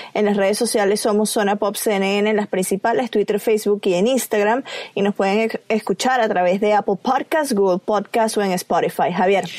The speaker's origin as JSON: {"language": "Spanish", "country": "Venezuela", "said": "yo soy venezolana"}